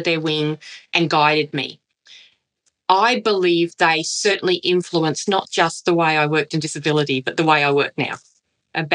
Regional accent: Redcliffe, Queensland, Australia; I was raised in Redcliffe in Queensland

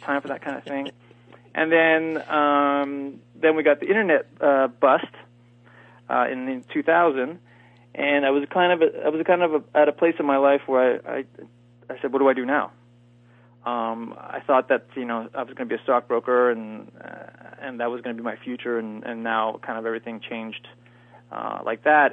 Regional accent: Eastern Canada, Canada; moved away; also born or lived in Los Angeles; I'm from Canada, and I'm from the eastern part of Canada.

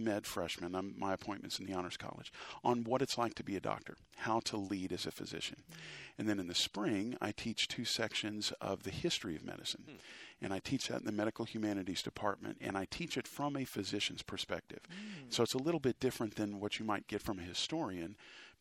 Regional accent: Round Rock, Texas, United States; I grew up in Round Rock

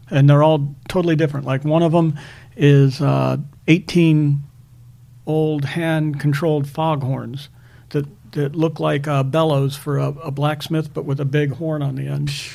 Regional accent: Akron, Ohio, United States; when I was a kid, uh, I'd go into a, a, store in Akron, Ohio

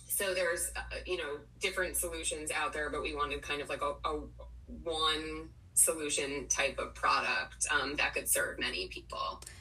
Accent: Potomac, Maryland, United States; moved away as an adult; also born or lived in Washington, D.C. / New York City; grew up in Potomac, Maryland, um, which is relevant because I literally just moved back here

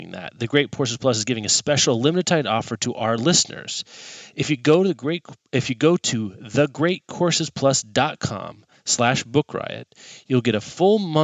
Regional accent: Kansas, United States; as a kid growing up in Kansas, also known as the sweltering

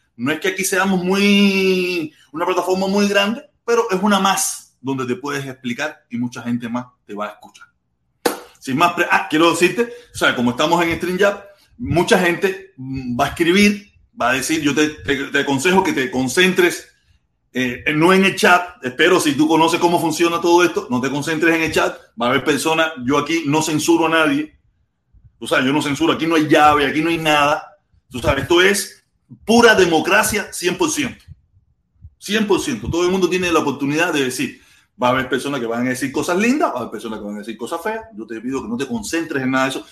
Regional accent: Cuba; moved away as an adult; yo me fui de Cuba hace casi 20 años

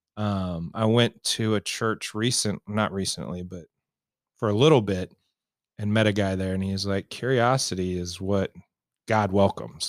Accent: Raytown, Missouri, United States; I grew up in Raytown, which is a suburb here of Kansas City

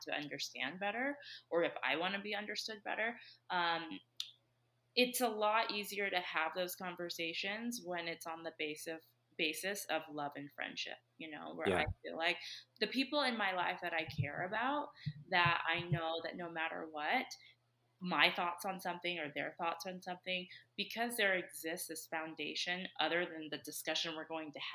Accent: Southern California, United States; now in Utah, United States; I say I'm from Southern California just because that's where I spent most of my childhood.

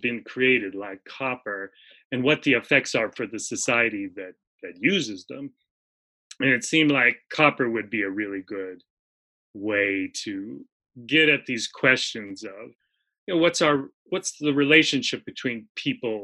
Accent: Missoula, Montana, United States; I grew up in Montana, in what was then a very small town, Missoula, Montana.

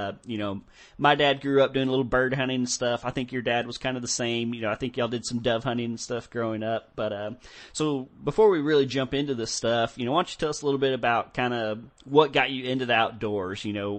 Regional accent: Texas, United States; growing up in Texas and stuff, Texas is very privatized. It's hard to find places to go deer hunting.

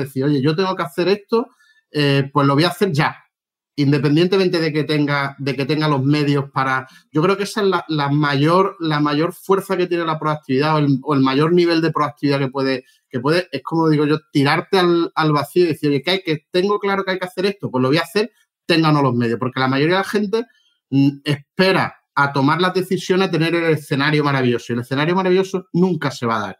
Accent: Málaga, Andalusia, Spain; also born or lived in Madrid; yo soy de Málaga

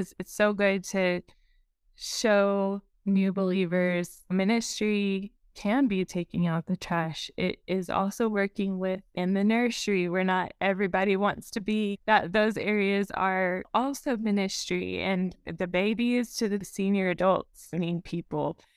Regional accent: Eastern Texas Panhandle, United States; also born or lived in Sulphur Springs, East Texas; I have been here in the Eastern Texas Panhandle the, since I was seven, except for going to college

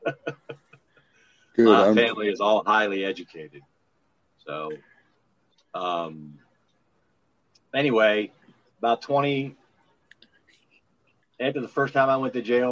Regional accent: Maryland, United States; accent: Pennsylvania twang; moved away; also born or lived in Pennsylvania / Tennessee; I grew up in the Line State. You know, I grew up on in Maryland

